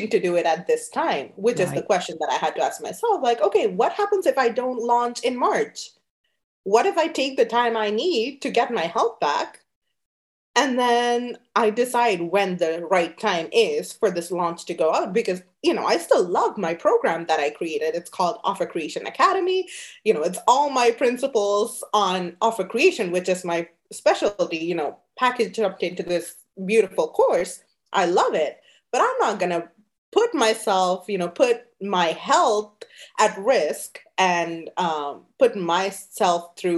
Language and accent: English; Canada; moved away as an adult; also born or lived in Sri Lanka / New Jersey, United States; now in New York, United States; I actually left Sri Lanka when I was 10 years old. I grew up in Canada, even though now I'm in New York